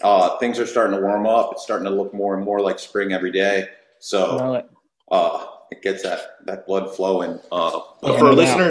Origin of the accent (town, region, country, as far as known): Pennsylvania, United States